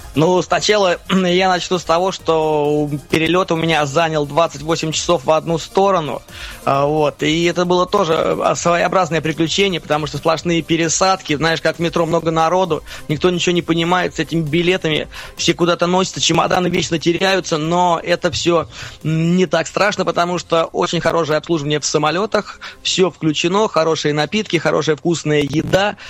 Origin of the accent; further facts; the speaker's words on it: Russia; Я из России